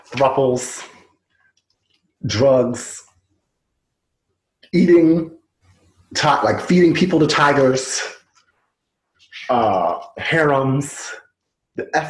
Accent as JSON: {"language": "English", "region": "New Jersey", "country": "United States", "said": "as a Jersey boy"}